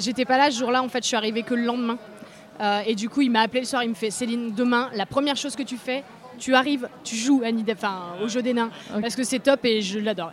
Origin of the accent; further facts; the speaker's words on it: Grenoble, Auvergne-Rhône-Alpes, France; on vient de Grenoble